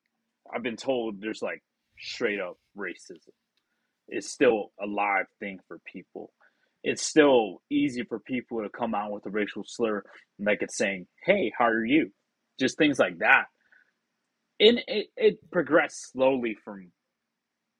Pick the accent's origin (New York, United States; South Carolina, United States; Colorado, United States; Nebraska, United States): South Carolina, United States; Sumter; born or raised there